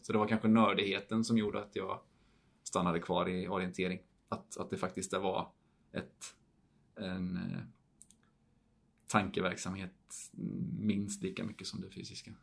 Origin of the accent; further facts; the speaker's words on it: Falkenberg, Halland County, Sweden; moved away as an adult; also born or lived in Idre / Switzerland; det är där jag kommer ifrån och det är det enda stället jag har någon form av släkt eller rötter